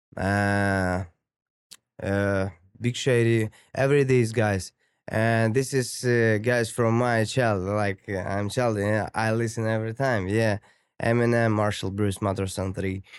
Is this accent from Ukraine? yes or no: yes; Ukraine; English is a second language; moved away as an adult; now in Toronto, Canada; I'm from Ukraine